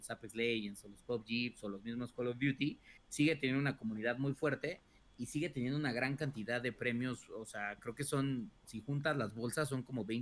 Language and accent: Spanish; Mexico; güey, pues yo soy mexicano, yo creo que soy bueno en este juego